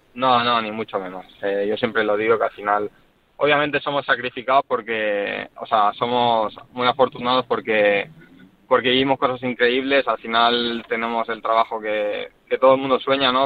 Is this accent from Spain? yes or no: yes; Barcelona, Catalonia, Spain; ahora estoy aquí por, por mi ciudad, por España, por Barcelona